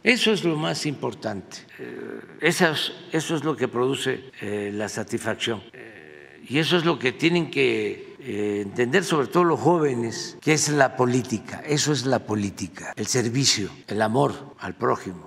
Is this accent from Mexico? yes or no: yes; Mexico; Y eso es lo que somos los mexicanos hoy